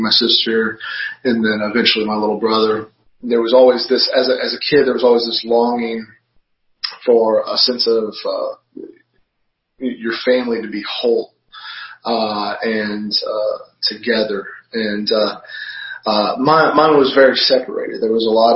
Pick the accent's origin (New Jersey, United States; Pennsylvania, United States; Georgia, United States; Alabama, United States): Georgia, United States; now in Virginia, United States; I'm originally a Georgia boy